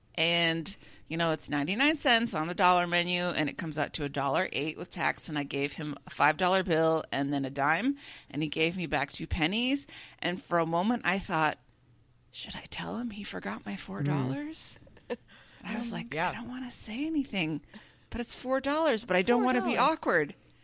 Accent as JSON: {"language": "English", "region": "England", "country": "United Kingdom", "said": "I'm from England."}